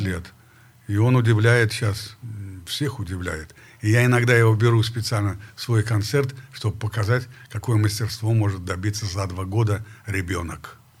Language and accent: Russian; Perm, Perm Krai, Russia; moved away; я из Перми, Россия